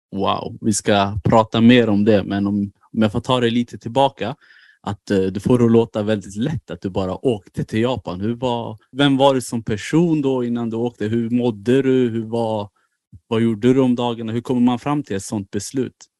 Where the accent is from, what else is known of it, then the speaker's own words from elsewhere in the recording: Bro, Stockholm County, Sweden; Du växte upp där, lik mig